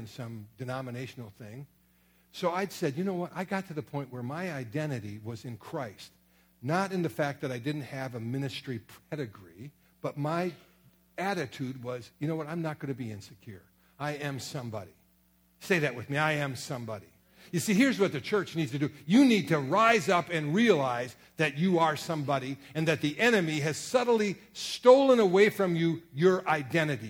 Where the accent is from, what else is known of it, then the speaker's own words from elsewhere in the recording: Sturgeon Bay, Wisconsin, United States; also born or lived in Kenosha, Wisconsin / Merrill, Wisconsin / Springfield, Missouri; I was raised up in Sturgeon Bay, Wisconsin, got saved in Kenosha, Wisconsin